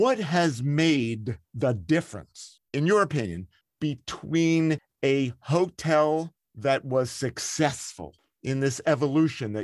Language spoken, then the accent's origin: English; Philadelphia, Pennsylvania, United States; when I was growing up in the Philadelphia area